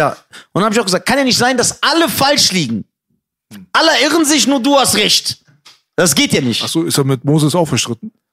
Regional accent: Iran; Du hast mich doch nur eingeladen, weil du dachtest, ich bin ein Iraner. Mhm. Und das stimmt sogar.

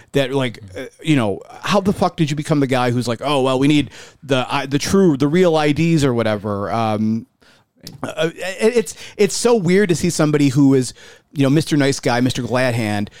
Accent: Buffalo, New York, United States; I'm from South Buffalo

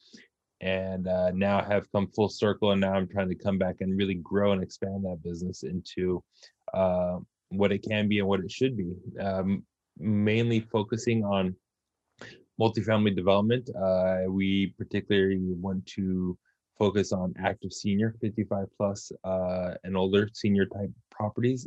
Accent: Southern California, United States; born and raised in Southern California

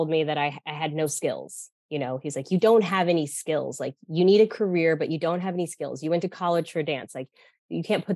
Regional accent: Denver, Colorado, United States; moved away as an adult; also born or lived in New York; I'm from Denver, Colorado.

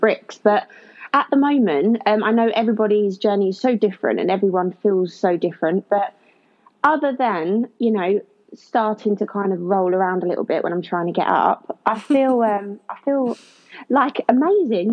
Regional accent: Kent, South East England, United Kingdom; now in Leicester, United Kingdom; I'm originally from Kent, even though I live in Leicester now

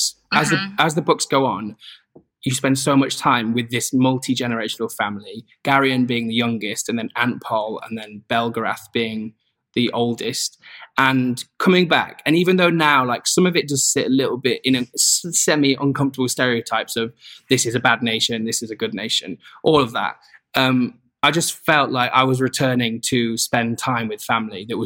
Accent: Newark-on-Trent, East Midlands, United Kingdom; my hometown is called Newark-on-Trent

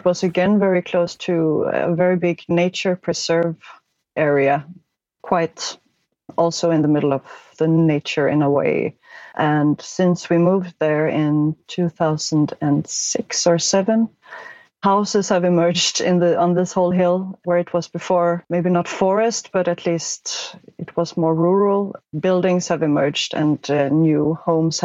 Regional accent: Sweden; now in Copenhagen, Denmark; I come from Sweden, but I live in Denmark

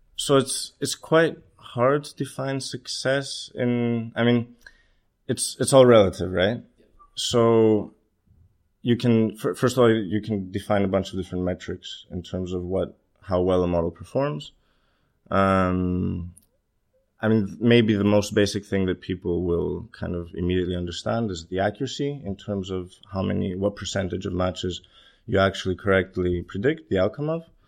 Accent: Greece; moved away as an adult; also born or lived in Copenhagen, Denmark / Los Angeles, United States; now in London, United Kingdom; I'm Greek. I was, uh, I was born in Copenhagen, but, um, my family moved to Greece when I was three. I grew up there.

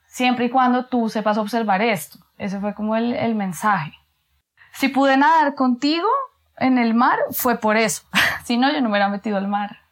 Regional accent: Bogotá, Colombia; nací en Bogotá, en Colombia

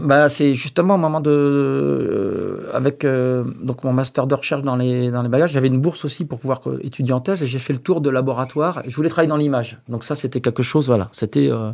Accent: Brest, Brittany, France; moved away; also born or lived in Angers / Cachan / Rennes / Nantes; Je suis né à Brest, à Brest même. Donc je suis breton euh, d'origine

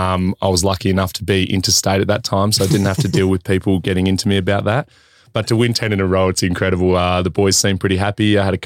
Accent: Port Lincoln, South Australia, Australia; now in Adelaide, Australia; I grew up a massive Essendon supporter, actually, growing up in Port Lincoln. And when we came back to Adelaide

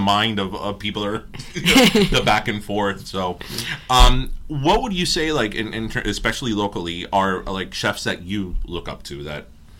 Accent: Miami, Florida, United States; accent: Miami; That is when I realized that we have an accent from Miami

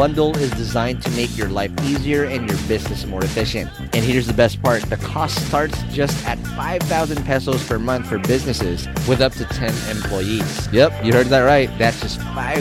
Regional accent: Quezon City, Metro Manila, Philippines; I grew up in the Kamuning Scout area. That's where I was born and raised.

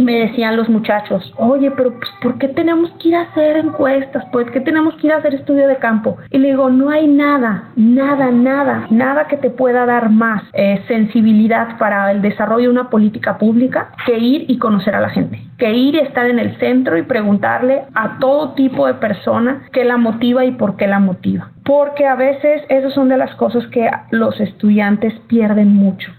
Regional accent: Mexico; moved away as an adult; now in United States; como mexicanos

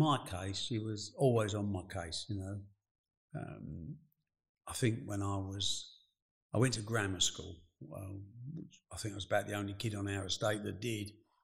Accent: Dagenham, London, United Kingdom; I was born in Dagenham in the East End and my dad was a bus driver

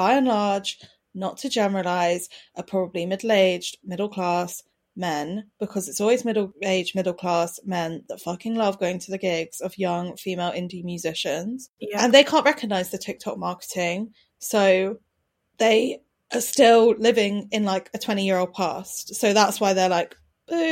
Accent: Brighton, South East England, United Kingdom; I grew up in Brighton during indie sleaze

